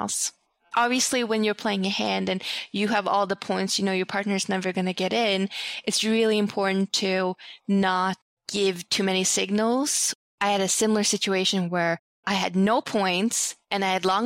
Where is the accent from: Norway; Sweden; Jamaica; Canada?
Sweden; now in United States; growing up in Sweden